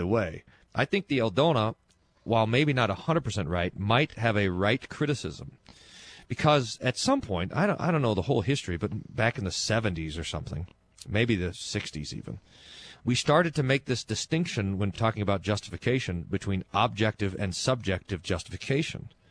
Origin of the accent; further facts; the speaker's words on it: Kerrville, Texas, United States; moved away; my hometown where I was born